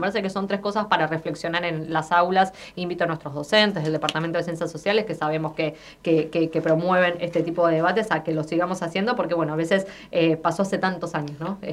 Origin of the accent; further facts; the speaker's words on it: Argentina; soy argentina